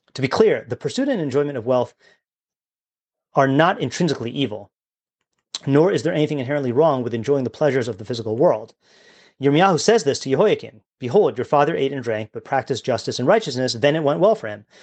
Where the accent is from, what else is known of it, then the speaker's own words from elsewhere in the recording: United States; as American Jews